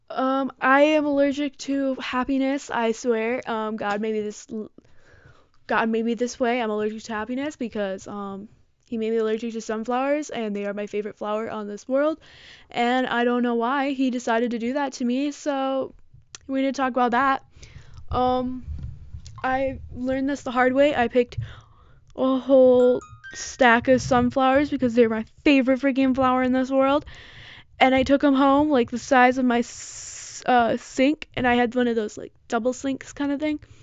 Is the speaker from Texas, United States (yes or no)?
no; Michigan, United States; I'm from Michigan